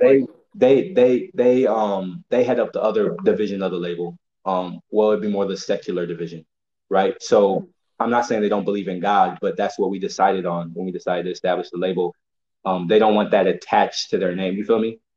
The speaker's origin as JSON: {"language": "English", "region": "Illinois", "country": "United States", "said": "I'm 21 from Illinois originally"}